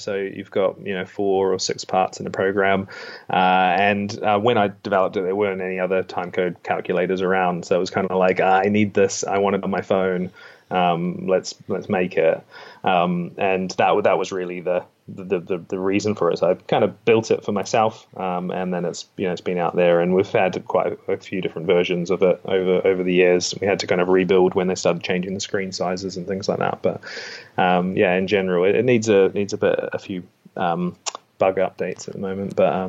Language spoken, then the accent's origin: English; New Plymouth, Taranaki, New Zealand; accent: Kiwi; moved away; I'm from New Plymouth.